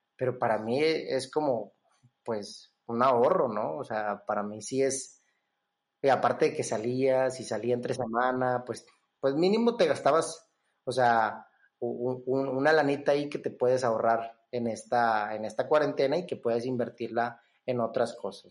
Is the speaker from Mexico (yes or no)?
yes; Monterrey, Nuevo León, Mexico; la mayoría de nosotros como, como regios